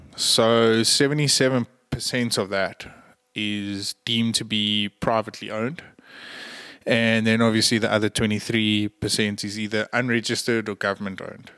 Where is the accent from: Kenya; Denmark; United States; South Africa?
South Africa; I'm a South African